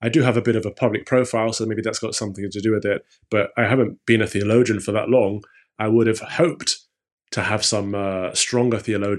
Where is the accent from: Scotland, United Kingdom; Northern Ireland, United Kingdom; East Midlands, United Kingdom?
East Midlands, United Kingdom; now in London, United Kingdom; I grew up in the Midlands. So if you've heard of Robin Hood, Sherwood Forest, that's where I grew up